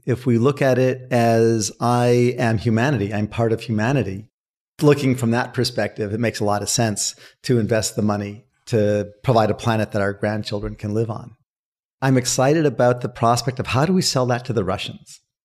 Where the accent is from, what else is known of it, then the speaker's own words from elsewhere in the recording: United States; I grew up in Washington